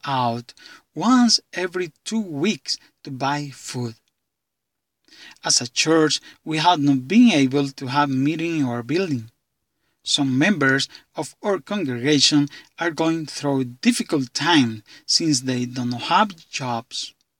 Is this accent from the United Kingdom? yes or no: no; San Marcos, Honduras; from San Marcos, Honduras